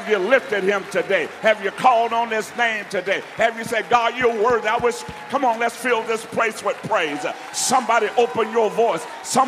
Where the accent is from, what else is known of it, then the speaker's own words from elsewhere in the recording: Alabama, United States; And where I'm from is hot, but it ain't muggy. So, but don't worry, I'm from Alabama, so it's not a big deal.